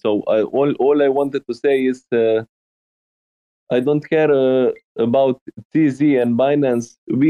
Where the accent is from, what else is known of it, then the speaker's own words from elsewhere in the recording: Slovenia; English is a second language; I'm from Slovenia, Europe.